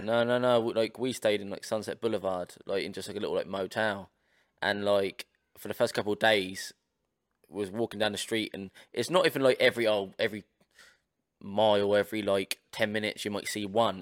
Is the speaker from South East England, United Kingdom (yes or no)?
yes; Portsmouth, South East England, United Kingdom; we're, we're from Portsmouth, we're from Ports of England